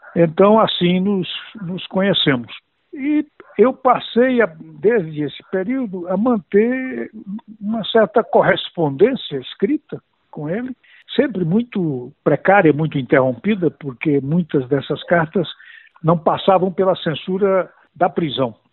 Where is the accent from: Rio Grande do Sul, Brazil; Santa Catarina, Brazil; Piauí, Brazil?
Piauí, Brazil; moved away; um sertanejo, filho de retirantes nordestinos, eu vim do Piauí